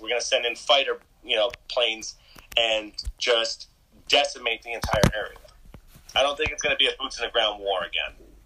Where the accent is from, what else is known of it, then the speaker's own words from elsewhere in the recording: United States; I am an American